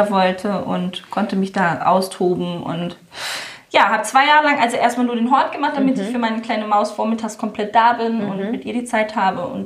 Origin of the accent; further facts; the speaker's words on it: Germany; als Deutsche, ich glaube, ich muss irgendwie, ich weiß nicht, eine bestimmte Summe überhaupt investieren, dass ich äh, offiziell eingetragen bin und so.